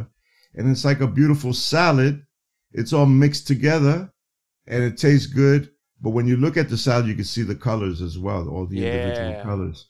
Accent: New York City, New York, United States; When I was a kid growing up in the South Bronx, well, I was very lucky because I grew up in the Melrose Projects.

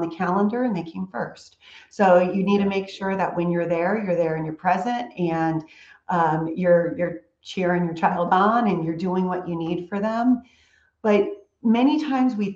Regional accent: California, United States; moved away as an adult; also born or lived in Charlotte, North Carolina; now in Houston, United States; I'm a California girl

